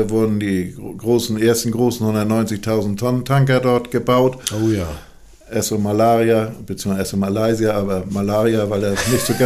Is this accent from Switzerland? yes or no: no; Kiel, Schleswig-Holstein, Germany; Ich bin geborener Kieler